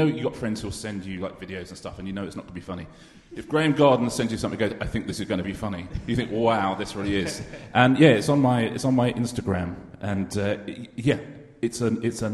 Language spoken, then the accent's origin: English; United Kingdom; I am British